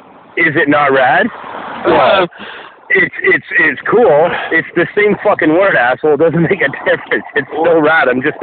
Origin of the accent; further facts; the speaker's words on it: Milton, Canada; My hometown of Milton had the cleanest water in North America for a stretch.